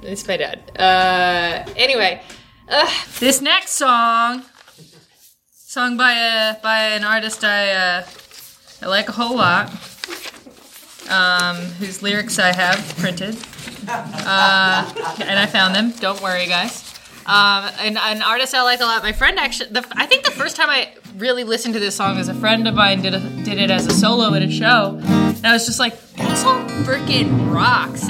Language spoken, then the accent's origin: English; Minneapolis, Minnesota, United States; I'm from Minneapolis